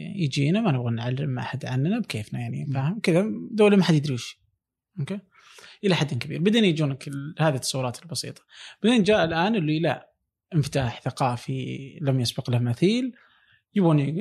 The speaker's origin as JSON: {"language": "Arabic", "country": "Saudi Arabia", "moved": "yes"}